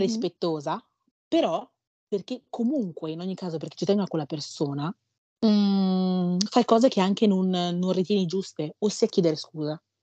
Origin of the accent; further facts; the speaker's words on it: Ghana; Io sono nata in Ghana